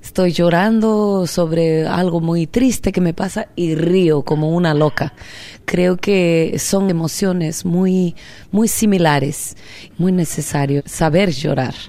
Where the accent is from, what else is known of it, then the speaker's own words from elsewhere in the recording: Oaxaca, Mexico; also born or lived in Minnesota, United States / Mexico City, Mexico; now in New York City, United States; en Oaxaca, mi tierra, donde yo nací